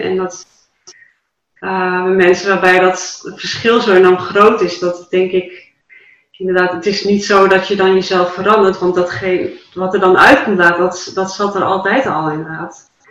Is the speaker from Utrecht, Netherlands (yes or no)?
no; Dalen, Drenthe, Netherlands; in Dalen, voor mijn geboortedorp